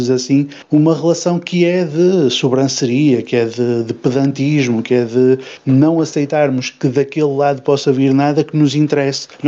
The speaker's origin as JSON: {"language": "Portuguese", "country": "Portugal", "said": "Eu tenho dificuldade em chamar João ao João porque eu sou português"}